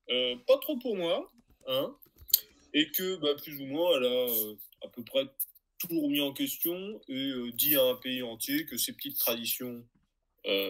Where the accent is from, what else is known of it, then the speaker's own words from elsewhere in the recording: France; J'ai envie de dire qu'en tant que Français, toutes les personnes qui chient sur l'Angleterre sont les bienvenues.